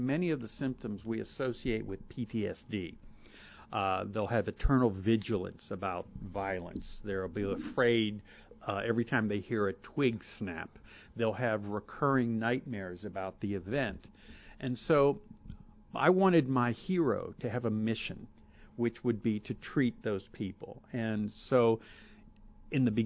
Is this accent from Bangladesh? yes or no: no; Pittsburgh, Pennsylvania, United States; Pittsburgh, my hometown